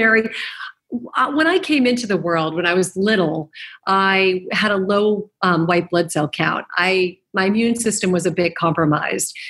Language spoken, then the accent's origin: English; Arizona, United States; moved away as an adult; also born or lived in New York; now in Los Angeles, United States; I did move to New York, and I was from Arizona, and I graduated college